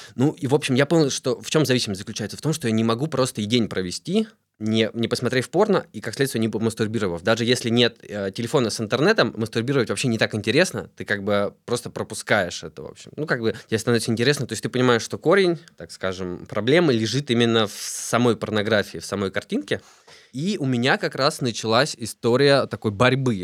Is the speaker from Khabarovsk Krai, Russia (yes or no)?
no; Tula, Tula Oblast, Russia; now in Moscow, Russia; я родился в Туле, живу в Москве сейчас